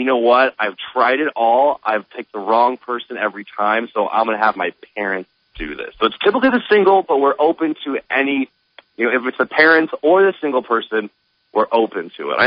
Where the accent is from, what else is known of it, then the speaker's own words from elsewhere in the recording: Des Moines, Iowa, United States; moved away as an adult; also born or lived in Omaha, Nebraska; I'm actually from Iowa